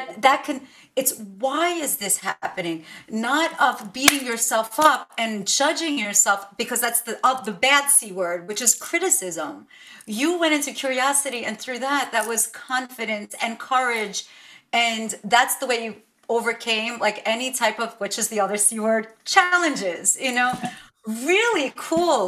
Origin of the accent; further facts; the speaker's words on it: New York City, New York, United States; English is a second language; I slept in a crib until I was about almost 5 years old in this one little bedroom apartment in Brooklyn.